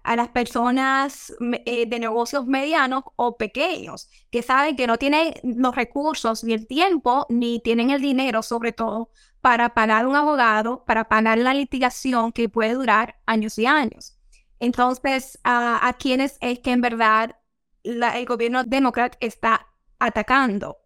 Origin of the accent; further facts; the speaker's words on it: Dominican Republic; now in United States; yo nací y me crié en la República Dominicana